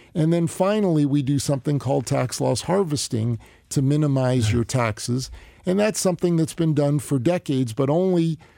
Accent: New Jersey, United States; Northern New Jersey.

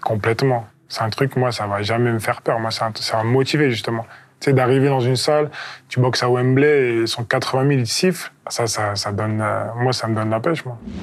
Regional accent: France; Je suis le premier champion olympique français en poids lourd

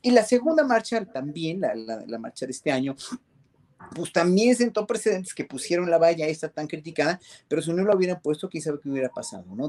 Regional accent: Mexico; como mexicanos

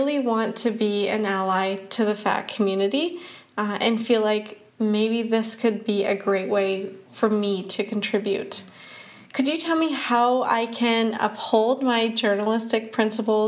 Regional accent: Canada; I'm a Canadian science journalist.

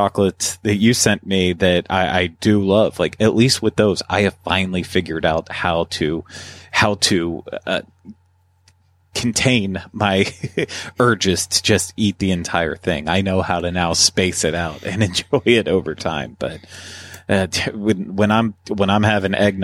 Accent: Pennsylvania, United States; when I was growing up in Pennsylvania

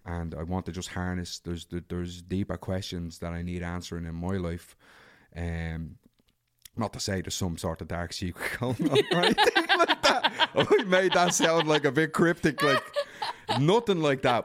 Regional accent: Dublin, Leinster, Ireland; I grew up in Darndale

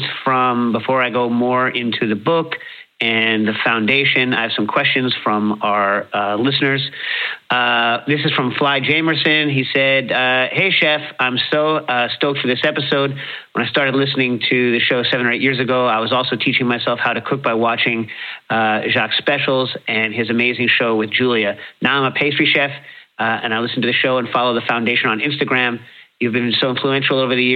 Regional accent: United States; as an American growing up with deviled eggs

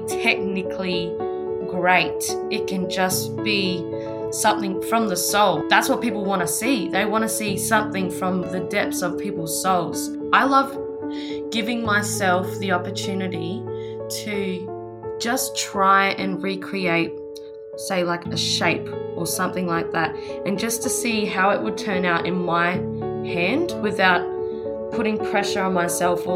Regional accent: Australia; I grew up on Bangla country and I'm currently living

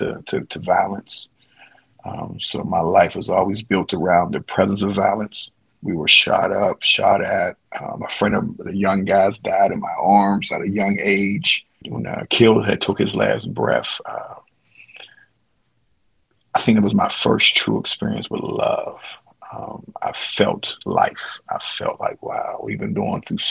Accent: Pittsburgh, Pennsylvania, United States; Born and raised in Pittsburgh, Pennsylvania, the steel city of bridges

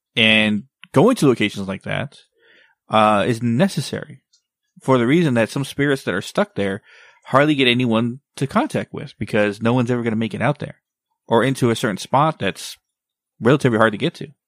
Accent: Texas, United States; my hometown, Texas

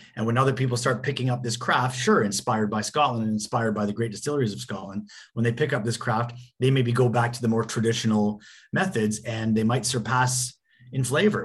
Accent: Canada; growing up in Canada

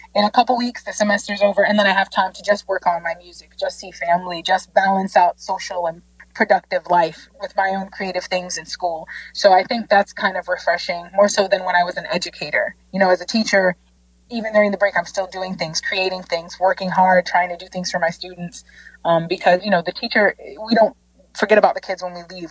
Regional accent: Jamaica; growing up in Jamaica, we had these hymns and songs

